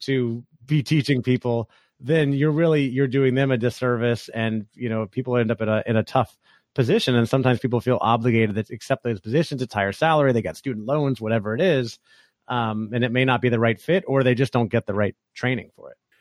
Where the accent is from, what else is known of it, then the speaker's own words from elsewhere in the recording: Orlando, Florida, United States; moved away as an adult; also born or lived in California; I grew up in Orlando, Florida, where I live now